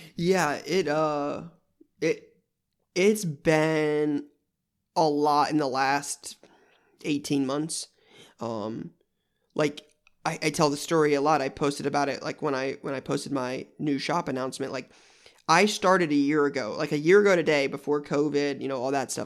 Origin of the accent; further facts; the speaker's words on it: Columbus, Ohio, United States; I'm in Columbus, Ohio now, and that's where I was born and raised. Um, so I've been here my whole life